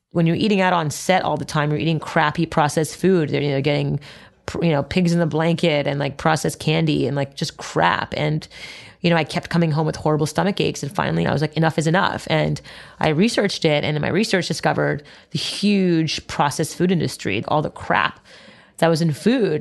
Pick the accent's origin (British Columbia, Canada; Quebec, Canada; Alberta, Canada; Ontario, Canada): Quebec, Canada; Montreal; I grew up in Montreal, Canada